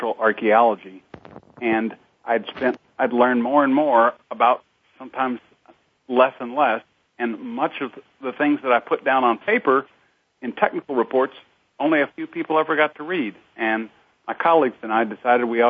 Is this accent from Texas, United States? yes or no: yes; Austin, Texas, United States; I was raised in Austin, Texas